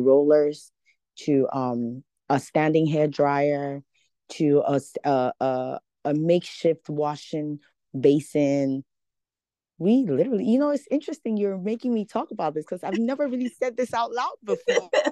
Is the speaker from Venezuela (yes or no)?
no; Ghana; moved away; I'm Ghanaian. I'm from Ghana, West Africa.